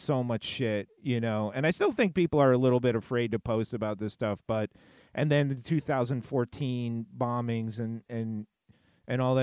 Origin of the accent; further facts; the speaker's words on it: West Coast, United States; also born or lived in New York; for myself growing up in the States